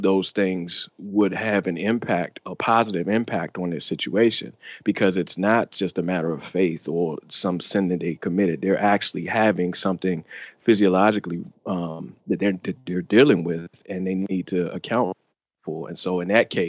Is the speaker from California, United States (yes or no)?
no; D.C., Maryland, United States; accent: DMV; I'm from Maryland, right outside Washington, D.C.